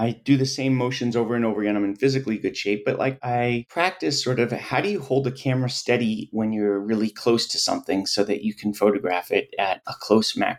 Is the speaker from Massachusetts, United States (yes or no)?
yes; Boston, Massachusetts, United States; growing up in Boston